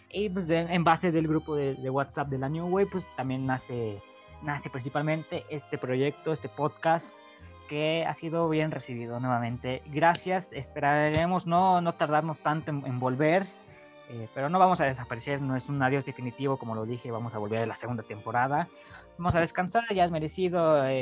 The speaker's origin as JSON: {"language": "Spanish", "country": "Mexico", "said": "México, que bueno, yo soy de México, Chuyino también es de México"}